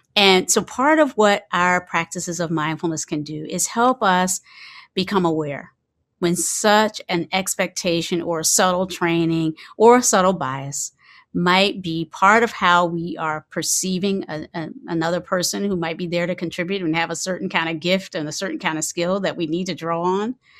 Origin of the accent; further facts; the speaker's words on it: Kinston, North Carolina, United States; I grew up in, um, in the South. I grew up in, I was born in Kinston, North Carolina, and the particular community that I was raised